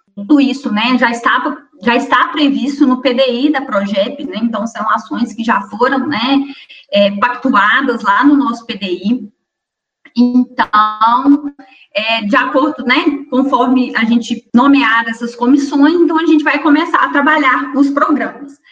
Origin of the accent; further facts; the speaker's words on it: Astolfo Dutra, Minas Gerais, Brazil; Minha origem, eu sou de um distrito de Astolfo Dutra, né? De uma colônia de italianos que chama Colônia Santa Maria